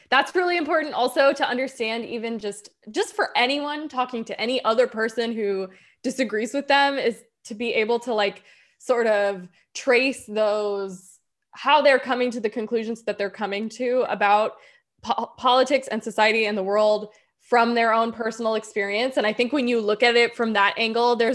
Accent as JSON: {"language": "English", "region": "Tennessee", "country": "United States", "said": "I'm from Tennessee"}